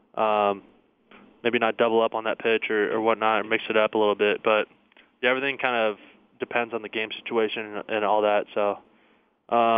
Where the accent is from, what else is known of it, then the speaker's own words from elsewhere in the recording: the Northwest, Pacific Northwest, United States; moved away as an adult; now in Arizona, United States; I grew up in the Northwest, so just anything out in the trees.